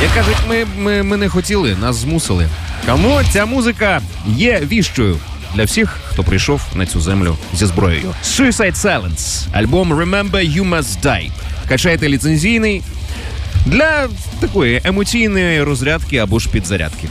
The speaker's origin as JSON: {"language": "Ukrainian", "country": "Ukraine", "said": "Я з України"}